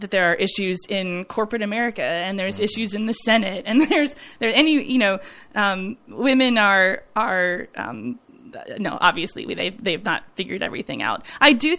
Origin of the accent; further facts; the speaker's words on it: Dallas, Texas, United States; My church that I grew up at in Dallas